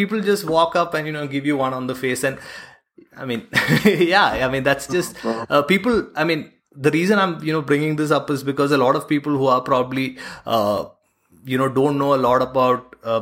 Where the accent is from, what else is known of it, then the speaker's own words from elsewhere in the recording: Bahrain; moved away; I was born and brought up in Bahrain